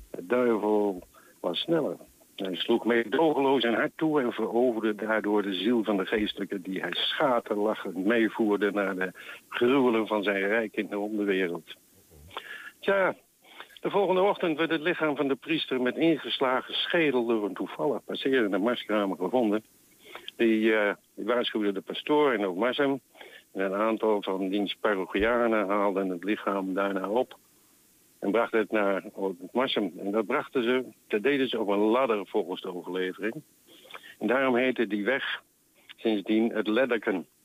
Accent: Netherlands; accent: mix of Deventer, Apeldoorn and Twents; Eh, ik ben geen Twentenaar geboren, dus ik spreek een hybride plat, zeg maar.

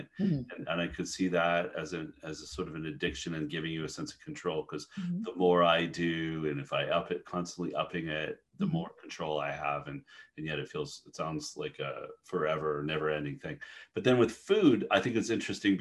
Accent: Canada; moved away; I'm Canadian originally

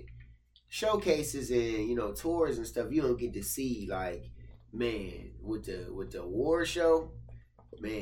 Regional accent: Akron, Ohio, United States; I'm from Akron, from Cleveland

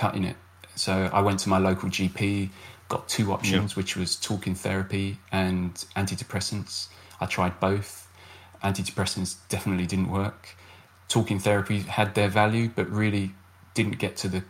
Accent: United Kingdom; I'm a British military veteran

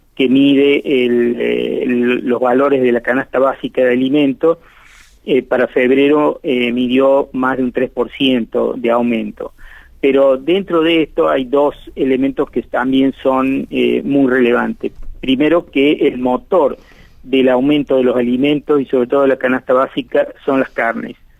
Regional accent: Argentina

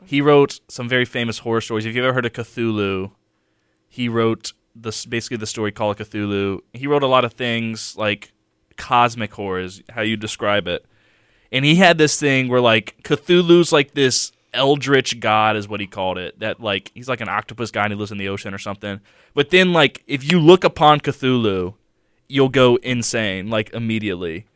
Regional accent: Mobile, Alabama, United States; I'm from Mobile.

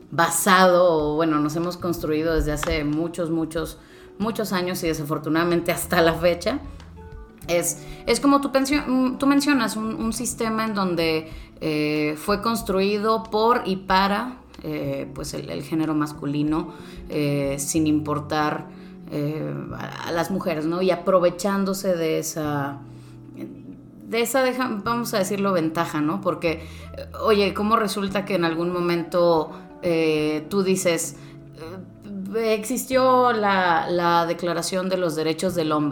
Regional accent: northern Mexico, Mexico; Sí, soy norteña, aunque mi, acento ya se ha convertido de ningún lugar.

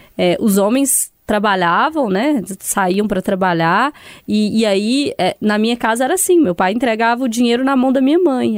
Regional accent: Sete Lagoas, Minas Gerais, Brazil; Eu sou de Sete Lagoas

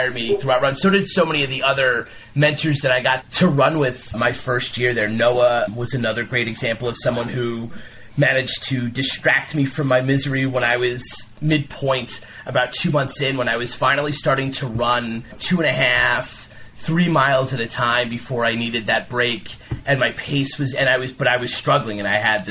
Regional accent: New York, United States; I played stickball growing up in New York

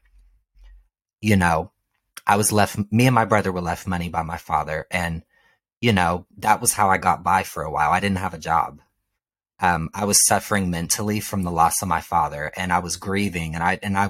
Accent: Ohio, United States; now in Los Angeles, United States; I'm from Ohio

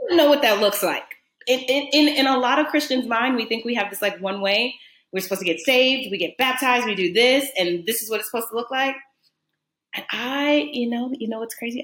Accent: New Orleans, Louisiana, United States; I grew up in New Orleans, and if anybody knows anything about New Orleans, it's a Catholic cultural city

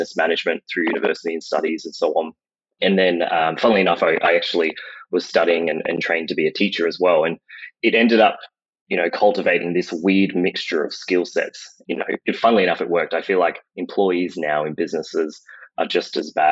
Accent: Brisbane, Queensland, Australia; I'm born and bred in Australia, grew up around Brisbane area

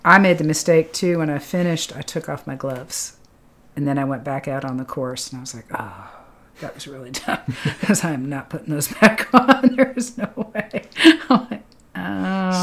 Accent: Lexington, Massachusetts, United States; moved away; I'm from Lexington, Massachusetts.

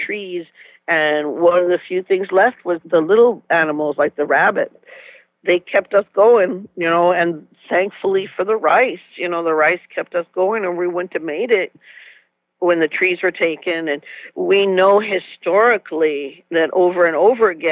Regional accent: United States; now in Minneapolis-St. Paul, United States; I'm from Tonawanda Reservation, and right now I'm working at the Dream Wild Health Farm.

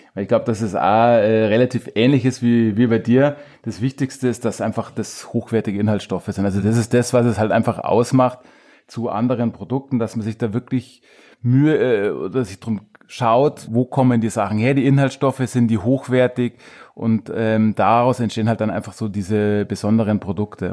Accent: Truchtlaching, Bavaria, Germany; moved away as an adult; also born or lived in Munich; ich bin selber auf einem kleinen Dorf eben aufgewachsen in Tranweicher

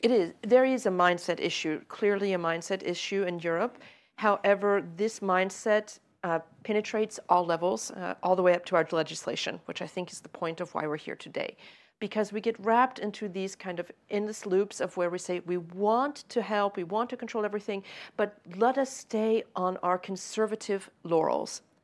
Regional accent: United States; I say that as an American

